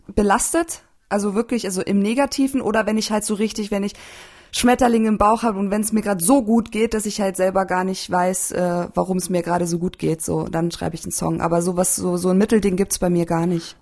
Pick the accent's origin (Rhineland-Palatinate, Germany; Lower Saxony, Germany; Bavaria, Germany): Bavaria, Germany; Landshut; moved away as an adult; also born or lived in Berlin; now in Leipzig, Germany; Ich bin aus, ich bin in Landshut aufgewachsen